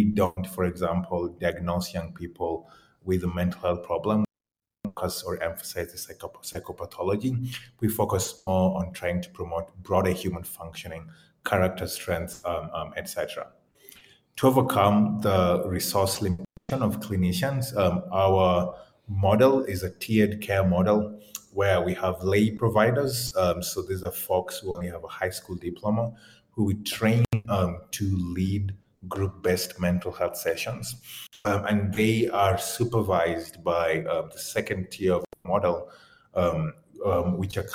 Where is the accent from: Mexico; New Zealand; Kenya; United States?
Kenya; the experiences that I had, you know, growing up in Kenya